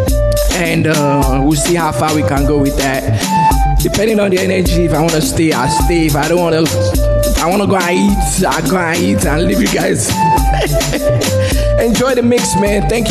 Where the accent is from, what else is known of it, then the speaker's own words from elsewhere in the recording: Nigeria; moved away; I remember growing up in Nigeria